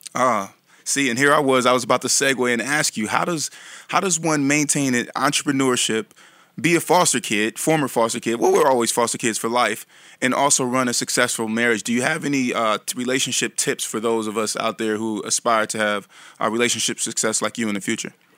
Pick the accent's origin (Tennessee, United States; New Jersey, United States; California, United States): California, United States; Vallejo; my hometown of Vallejo